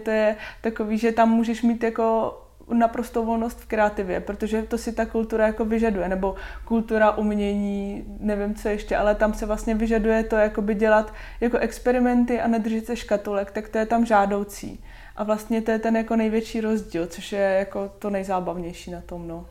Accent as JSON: {"language": "Czech", "town": "Šluknov", "region": "Ústí nad Labem Region", "country": "Czechia", "tie": "born or raised there", "moved": "as an adult", "lives_now": "Hradec Králové, Czechia", "said": "já pocházím ze Šluknova, Moje mamka je úřednice, můj táta je policajt"}